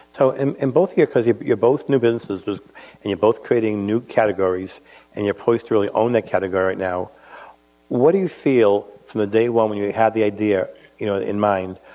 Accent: Boston, Massachusetts, United States; as a Bostonian

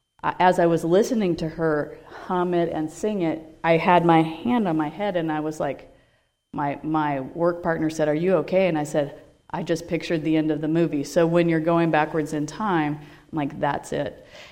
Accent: Portland, United States; I'm from Portland

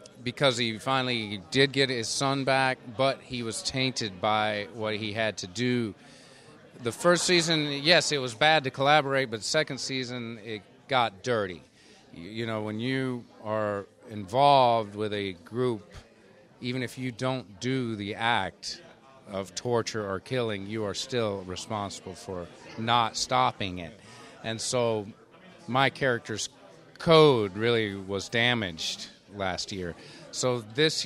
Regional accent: North Georgia, United States; I grew up in Georgia, North Georgia forest and woods.

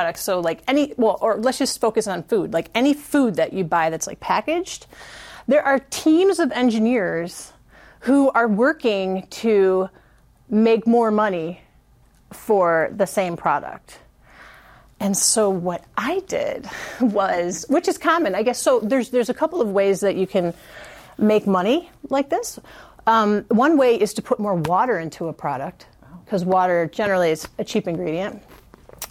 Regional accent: Chicago, Illinois, United States; now in San Diego, United States; I grew up in Chicago

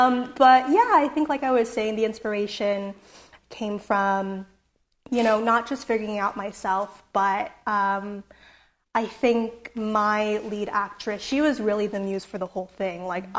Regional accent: San Jose, California, United States; So growing up in San Jose, I grew up near Little Saigon, and my neighborhood was known for having a really strong Vietnamese community

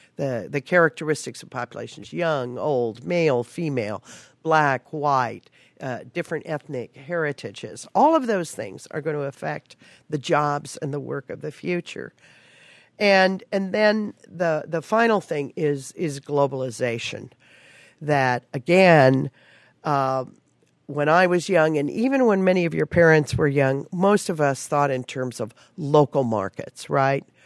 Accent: Palm Springs, California, United States; I actually grew up in Palm Springs around the movie business

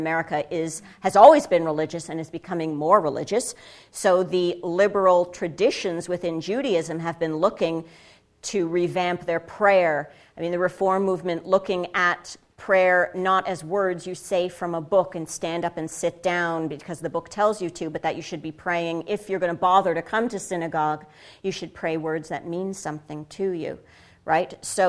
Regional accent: United States; and I say I'm a Jew, right? And then I'm an American.

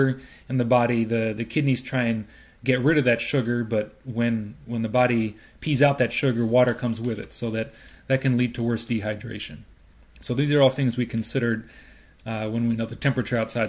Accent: Chicago, Illinois, United States; moved away as an adult; also born or lived in Urbana, Illinois; now in San Francisco, United States; I grew up in Hyde Park, right here in the South Side

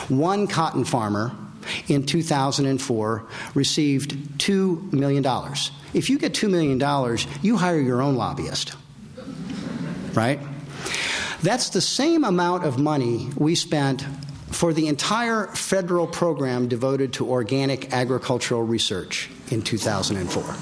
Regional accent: California, United States; and we're all from California.

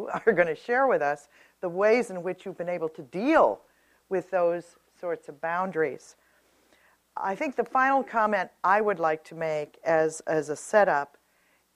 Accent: California, United States; I was a girl growing up in California

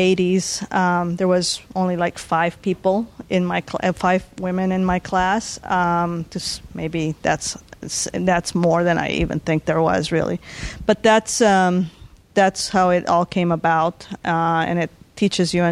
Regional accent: Bolivia; now in San Diego, United States; since I was born in Bolivia

